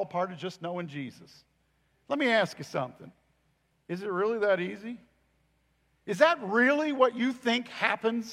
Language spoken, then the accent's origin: English; United States; I am an American